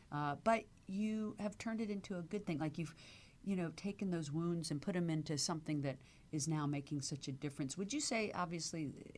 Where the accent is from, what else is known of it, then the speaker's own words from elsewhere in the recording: Virginia, United States; also born or lived in Washington, D.C. / Miami / New York; now in Los Angeles, United States; I was a Southern girl. I grew up in Virginia, which is mm-hmm. considered the South, of course. But I did grow up right outside D.C. So not like deep South